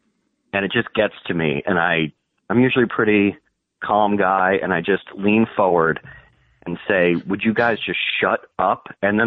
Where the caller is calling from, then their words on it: Morristown, New Jersey, United States; New Jersey, Morristown.